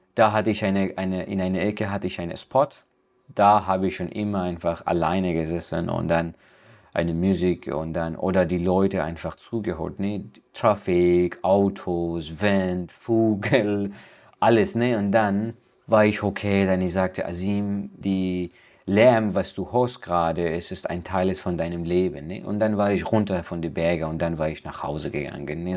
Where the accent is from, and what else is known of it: Afghanistan; German is a second language; now in Germany